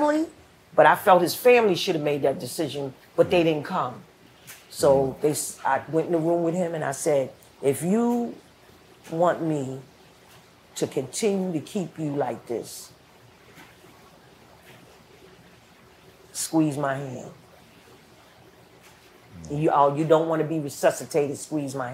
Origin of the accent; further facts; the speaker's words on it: New York City, New York, United States; I grew up in the Mott Haven Projects in the Bronx